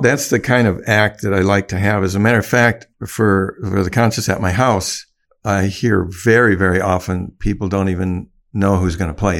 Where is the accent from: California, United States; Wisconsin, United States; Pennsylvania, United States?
Wisconsin, United States; Oconomowoc; moved away as an adult; I call Oconut my hometown. I moved back here after, um, after my, all my rock band days